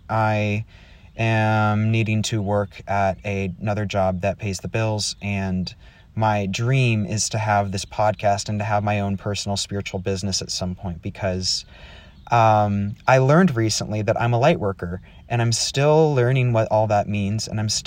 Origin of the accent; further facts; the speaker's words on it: Texas, United States; also born or lived in Wisconsin; I was born in Wisconsin and we moved to Texas because my dad wanted to go to Dallas Theological Seminary. And I was raised in a very strict conservative home.